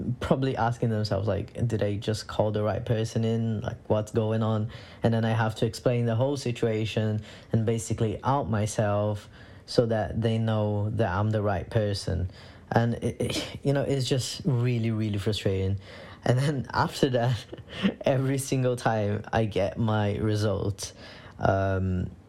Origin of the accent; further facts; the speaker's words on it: Brazil; moved away as an adult; now in London, United Kingdom; I was born and raised in Brazil. And I came to the UK in 2017